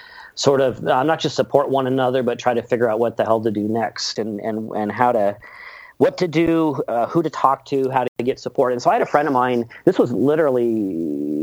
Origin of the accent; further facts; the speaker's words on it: Seattle, Washington, United States; I was born and raised over in Seattle.